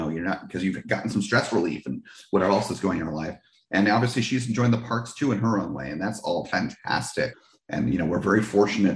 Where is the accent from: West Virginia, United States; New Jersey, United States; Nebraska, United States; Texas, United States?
New Jersey, United States; Six Flags Great Adventure was my original home park growing up in New Jersey.